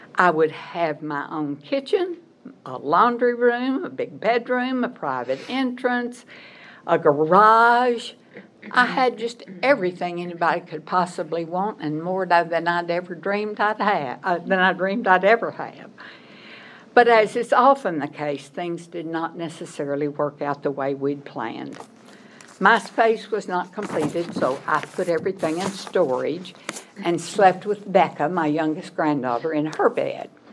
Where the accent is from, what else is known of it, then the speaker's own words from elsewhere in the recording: Arkansas, United States; moved away as an adult; also born or lived in Missouri / Memphis, Tennessee; I was born in Arkansas, went to school there, graduated from Arkansas State University